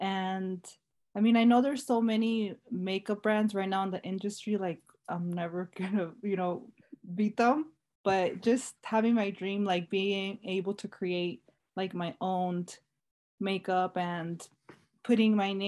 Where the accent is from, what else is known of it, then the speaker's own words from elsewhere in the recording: Las Vegas, Nevada, United States; also born or lived in Torrance, California / Chicago; And then I did move to Chicago for like about 2 years. And then when I was 13, I moved here. So most of my childhood, yeah, I grew up in Las Vegas.